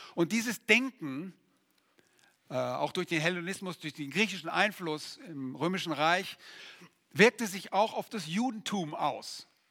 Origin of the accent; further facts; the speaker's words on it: Germany; bei uns in Deutschland